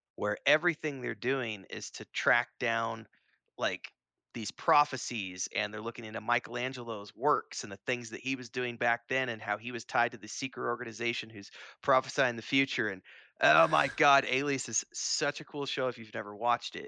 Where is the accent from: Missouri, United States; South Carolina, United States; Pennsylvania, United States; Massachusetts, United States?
Missouri, United States; Springfield; near where I grew up in Springfield, Missouri